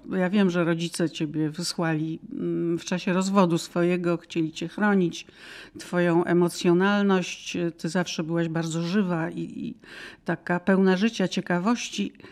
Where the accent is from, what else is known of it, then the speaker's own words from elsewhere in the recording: Łódź, Łódź Voivodeship, Poland; also born or lived in Radom; now in Warsaw, Poland; jestem dziewczyna z Łodzi.